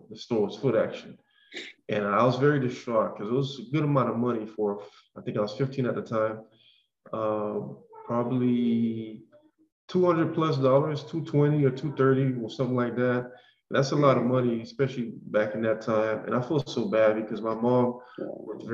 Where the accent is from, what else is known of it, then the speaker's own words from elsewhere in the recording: North Miami Beach, Florida, United States; we're both from Miami, Florida. I grew up in the neighborhood of North Miami Beach